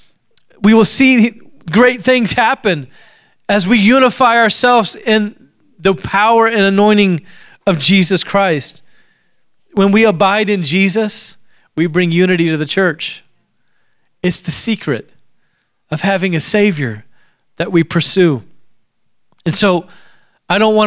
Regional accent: Alaska, United States; I grew up in Alaska

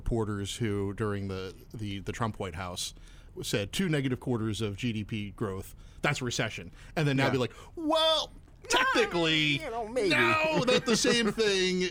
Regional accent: Bucks County, Pennsylvania, United States; now in Central Pennsylvania, United States; I'm originally from Bucks County

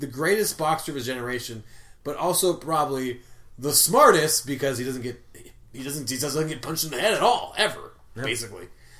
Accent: Long Beach, California, United States; because I'm from Long Beach, California.

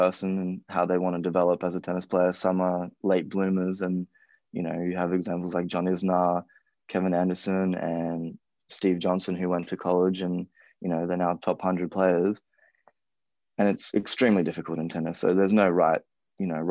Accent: Gold Coast, Queensland, Australia; moved away as an adult; now in United States

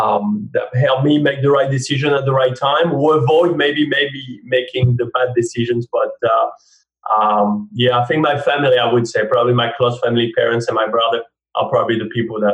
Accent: France; accent: French; English is a second language; now in United States; I think I pride myself in not sounding too French, but obviously I do sound French. I mean, it will always be there. And therefore, even though I'm American now, people always ask me, and I think forever, where are you from?

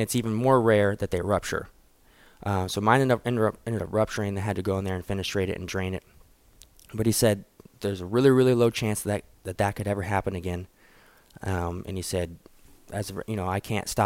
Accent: Wichita, Kansas, United States; my hometown, Wichita

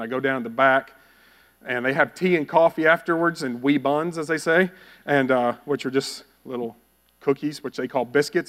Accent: Bowie, Texas, United States; moved away; I grew up in Bowie, Texas

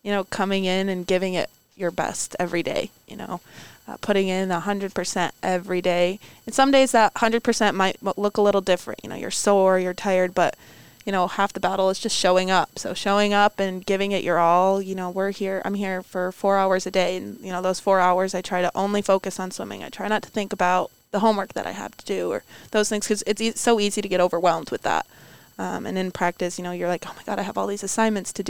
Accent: New York, United States; I, haven't even been to New York City and I'm from New York.

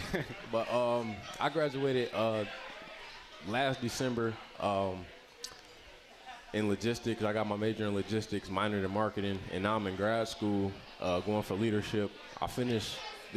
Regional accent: Detroit, Michigan, United States; I'm from Detroit, Michigan.

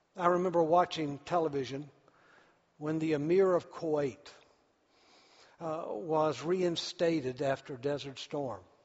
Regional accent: United States; I'm an American

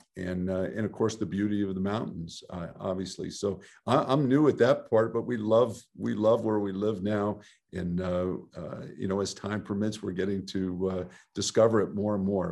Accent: Southern California, United States; I grew up in Southern California

